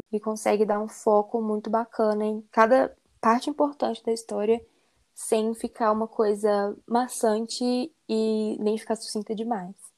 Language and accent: Portuguese; Belo Horizonte, Minas Gerais, Brazil; eu sou de Belo Horizonte, Minas Gerais